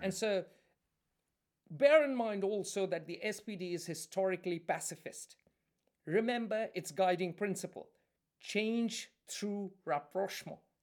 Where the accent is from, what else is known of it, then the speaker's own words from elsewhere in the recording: India; I, I'm Indian